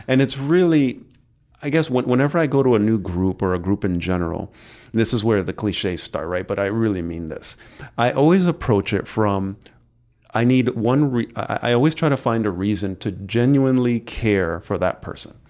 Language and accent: English; New York City, New York, United States; moved away as an adult; now in Brevard County, United States; I come from New York City, uh, moved into the area about twenty, almost, goodness, it's going fast, about almost nineteen years ago.